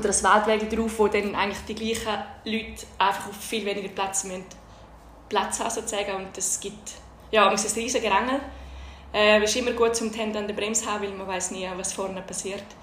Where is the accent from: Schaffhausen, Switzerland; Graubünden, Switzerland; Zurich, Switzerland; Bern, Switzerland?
Graubünden, Switzerland; Domat/Ems; ist Tour de nämlich bei uns im Dorf in Domadems vorbei und ich bin dort als kleines Mädchen am Rand gestanden und habe alle Zuckerli und alle Geschenke, die man da gekriegt hat, habe ich eingesammelt